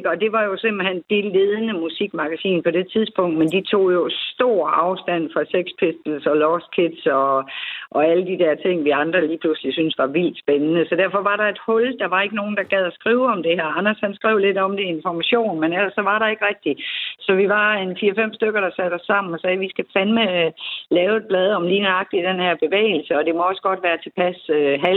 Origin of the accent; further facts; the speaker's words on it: Aarhus, Central Denmark Region, Denmark; jeg er jo Aarhusianer og er født og opvokset her